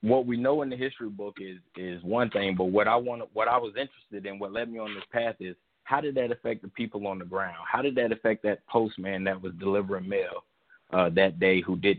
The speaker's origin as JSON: {"language": "English", "region": "the South", "country": "United States", "tie": "born or raised there", "said": "growing up in the South, we would we only had one TV"}